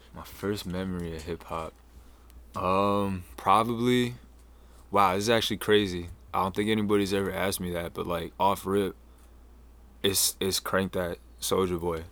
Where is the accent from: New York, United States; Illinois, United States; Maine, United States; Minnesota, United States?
Maine, United States; Falmouth; also born or lived in Houston, Texas / Washington, D.C.; I was born in Houston. Um, was adopted by a family up here, and I ended up growing up, uh, in Falmouth